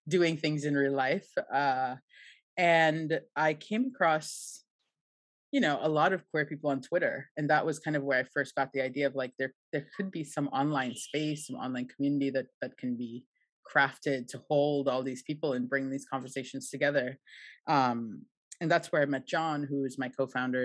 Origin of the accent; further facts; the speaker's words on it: Trinidad & Tobago; now in Buenos Aires, Argentina; I grew up in Trinidad